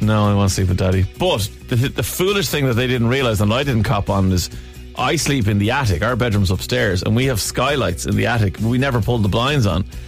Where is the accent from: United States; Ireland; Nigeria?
Ireland; as an Irishman